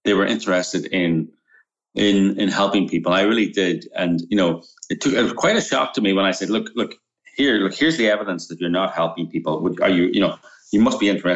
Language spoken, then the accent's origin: English; Northern Ireland, United Kingdom; moved away; also born or lived in Romania; I'm from Northern Ireland, right? I grew up during the Troubles